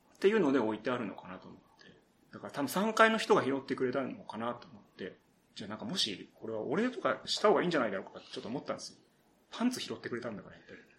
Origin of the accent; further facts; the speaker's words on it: Saitama, Japan; also born or lived in Mie Prefecture; 埼玉県出身で、ちょっとだけ、ね、あの、小さい頃三重県に住んでたこともあります。